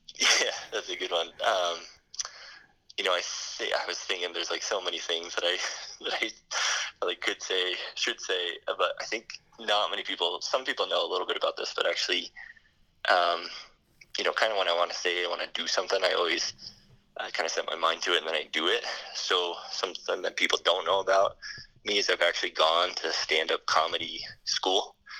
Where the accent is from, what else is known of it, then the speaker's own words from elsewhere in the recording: United States; myself being American in a foreign, you know, country